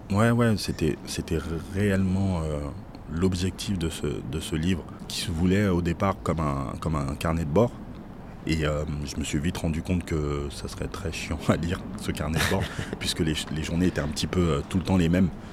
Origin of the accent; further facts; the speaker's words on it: Paris, Île-de-France, France; je suis parisien, donc euh, je suis un amoureux de Paris